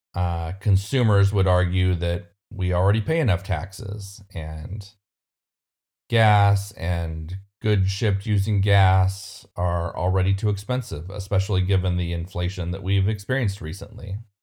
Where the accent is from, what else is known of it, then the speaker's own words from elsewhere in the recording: California, United States; my home state of California